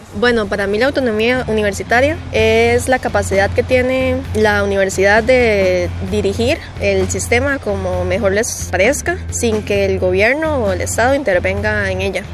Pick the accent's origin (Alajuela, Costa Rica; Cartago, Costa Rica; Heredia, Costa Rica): Heredia, Costa Rica; Sarapiquí; soy de Sarapiquí, Costa Rica